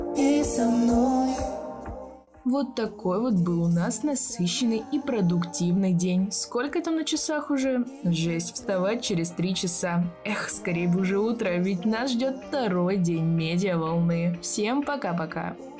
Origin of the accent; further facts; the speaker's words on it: Izhevsk, Udmurtia, Russia; я из города Ижевск